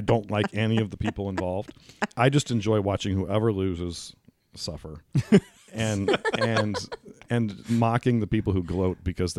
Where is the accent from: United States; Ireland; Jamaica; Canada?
United States; Indiana; I'm from Indiana.